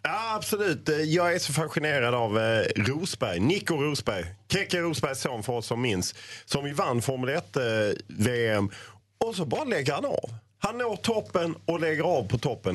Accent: Lund, Skåne, Sweden; jag är ju född i Lund

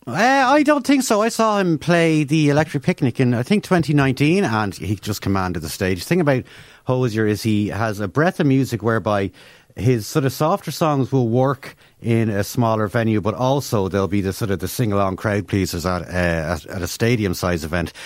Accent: Ireland; as Irish people

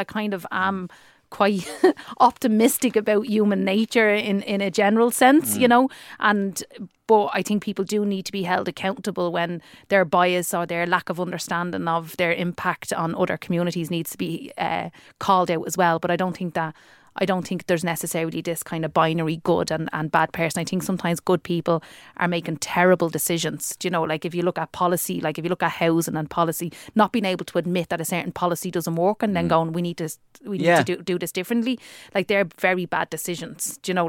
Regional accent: Dublin, Leinster, Ireland; accent: working class

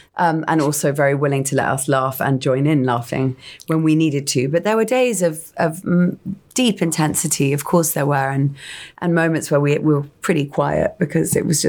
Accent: England, United Kingdom; that type of woman that I think I've seen, and we've all seen growing up in England.

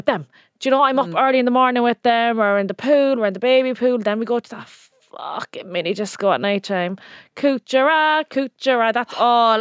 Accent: Ireland

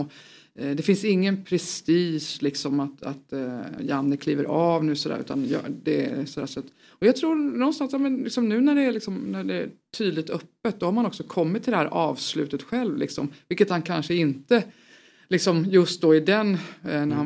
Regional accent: Tvärskog, Kalmar County, Sweden; also born or lived in Upplands Väsby; now in Stockholm, Sweden; jag kom ju från, eh, från Kalmar, utanför mm. Kalmar, en förskog

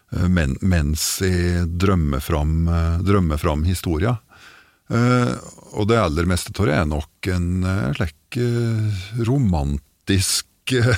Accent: Gudbrandsdalen, Innlandet, Norway; accent: Døla (Gudbrandsdal dialect); Jeg har aldri helt forlatt dialekta

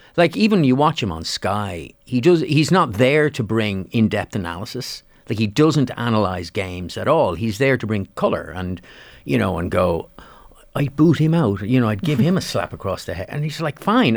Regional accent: Dublin, Leinster, Ireland; moved away as an adult; now in Celbridge, Ireland; I'm from Dublin, but can't afford Dublin prices. So, the nearest point for me was Selbrige.

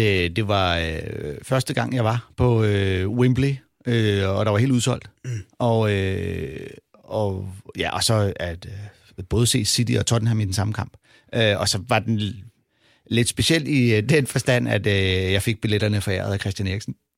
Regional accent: Denmark; vi er fra Danmark

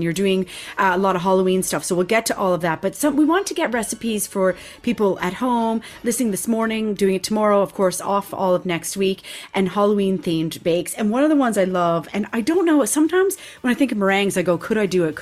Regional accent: Canada; growing up in Canada

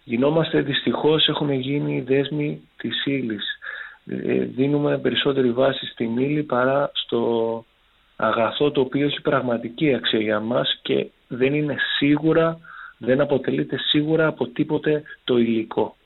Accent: Chania, Crete, Greece; moved away as an adult; also born or lived in Thessaloniki; έχω γυρίσει στην πατρίδα μου στα Χανιά

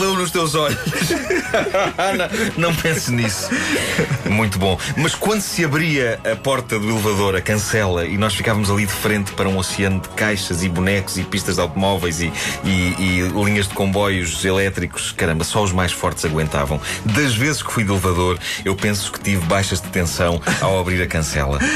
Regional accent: Lisbon, Portugal; Benfica, onde eu cresci

